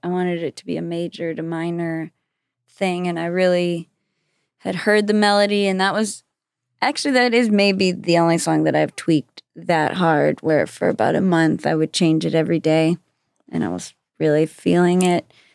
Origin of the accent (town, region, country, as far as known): Austin, Texas, United States; born or raised there; moved away as an adult; also born or lived in Brownsville, Texas / Los Angeles